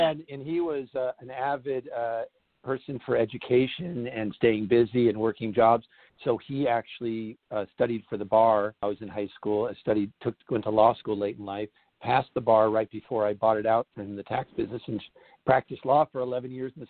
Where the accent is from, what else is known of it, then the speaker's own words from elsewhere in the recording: Los Angeles, California, United States; I was born in the San Fernando Valley area of Southern California